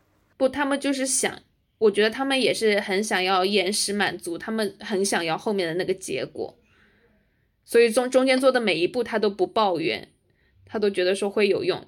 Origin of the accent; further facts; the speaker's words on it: China; moved away as an adult; also born or lived in United States; 我们作为中国人，在就是美国人的圈子里面